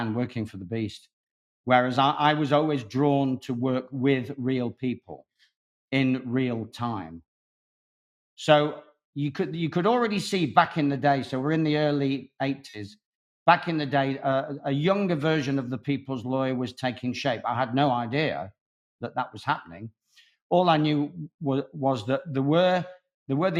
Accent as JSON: {"language": "English", "town": "Manchester", "region": "North West England", "country": "United Kingdom", "tie": "born or raised there", "said": "I ended up back in Manchester, which is my hometown"}